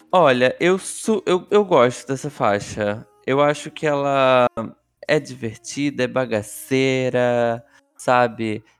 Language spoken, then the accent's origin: Portuguese; Rio de Janeiro, Brazil; moved away; da onde eu morava, da onde eu nasci.